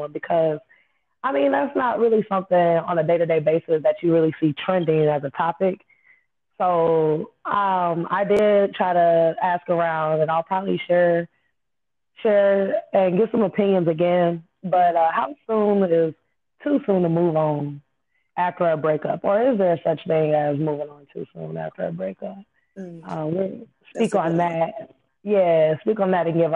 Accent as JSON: {"language": "English", "town": "Peoria", "region": "Illinois", "country": "United States", "said": "we are from Peoria, Illinois. That's the 309"}